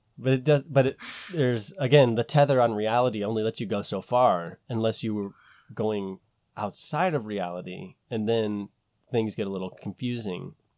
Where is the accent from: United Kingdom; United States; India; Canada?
United States; we're American